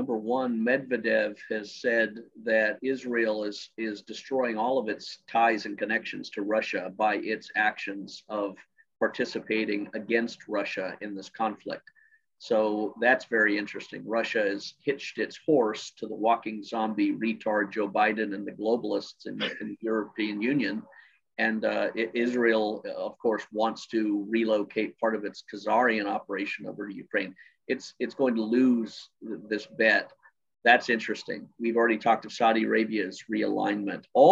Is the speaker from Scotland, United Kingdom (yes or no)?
yes; Scotland, United Kingdom; I was born in Scotland.